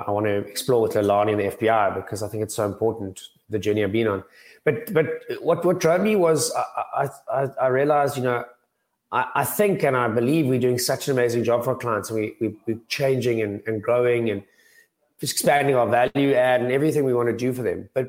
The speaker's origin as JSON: {"language": "English", "town": "Cape Town", "region": "Western Cape", "country": "South Africa", "also_born_or_lived": "Johannesburg", "moved": "as an adult", "said": "I'm from Cape Town originally"}